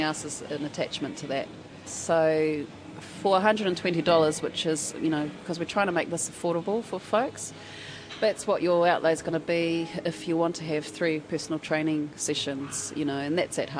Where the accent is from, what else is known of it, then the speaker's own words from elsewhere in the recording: Gisborne, New Zealand; moved away as an adult; now in Wellington, New Zealand; I come from Gisborne, low socioeconomic area